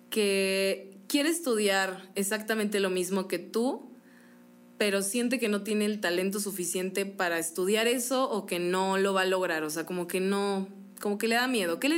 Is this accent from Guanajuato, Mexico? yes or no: yes; Guanajuato, Mexico; moved away as an adult; now in Querétaro, Mexico; no, yo soy de Guanajuato.